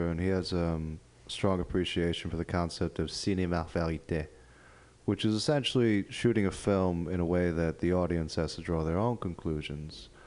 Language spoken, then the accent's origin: English; New York, United States; I, I grew up in New York, so I'm used